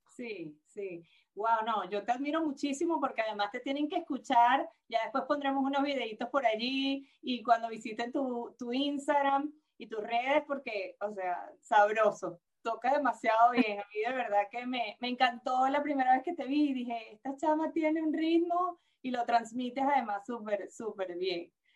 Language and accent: Spanish; Venezuela; una venezolana con experiencia en el mundo del entretenimiento